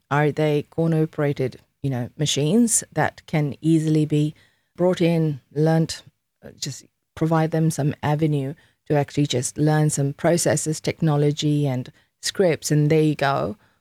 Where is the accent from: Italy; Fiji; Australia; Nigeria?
Fiji; I'm from Fiji Islands